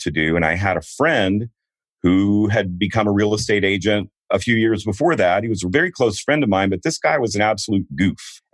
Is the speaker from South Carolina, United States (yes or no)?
no; Houston, Texas, United States; moved away as an adult; also born or lived in Denver, Colorado; I grew up a Texas boy, except for those first 2 days. I grew up in Houston